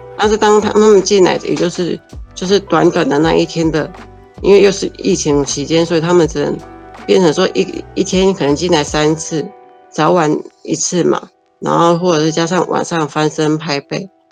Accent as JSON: {"language": "Chinese", "area": "Gaomei Wetlands area", "region": "Taichung", "country": "Taiwan", "tie": "born or raised there", "moved": "as an adult", "lives_now": "Taichung, Taiwan", "said": "我来到台中的时候，因为我很想念我的家乡"}